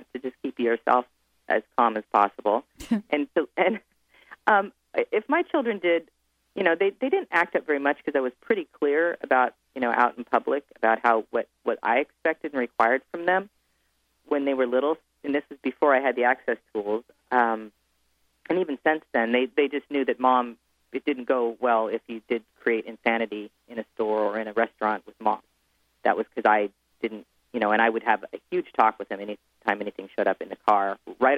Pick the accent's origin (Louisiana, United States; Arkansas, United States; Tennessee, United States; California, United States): California, United States; Bay Area; my hometown, which is rare, in the Bay Area